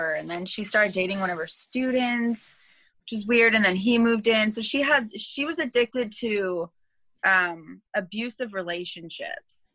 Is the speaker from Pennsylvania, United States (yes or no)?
no; Los Angeles, California, United States; also born or lived in Thousand Oaks / Hollywood / Inglewood / Monterey Park; I'm from Los Angeles too